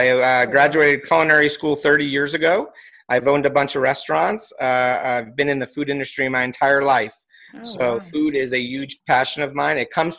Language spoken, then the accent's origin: English; East Coast, United States; born there; I've lived all over the United States. I was born on the East Coast.